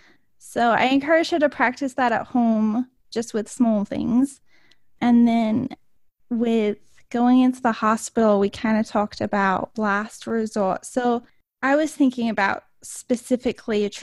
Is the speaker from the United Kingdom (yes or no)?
yes; England, United Kingdom; moved away; I grew up in England, so manners were extremely important to my family